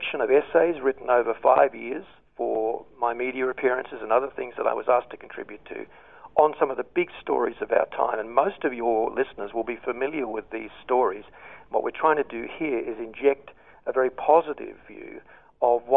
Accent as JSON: {"language": "English", "country": "Australia", "moved": "as an adult", "said": "I'm an expat at the moment, but I'm certainly an Australian at heart"}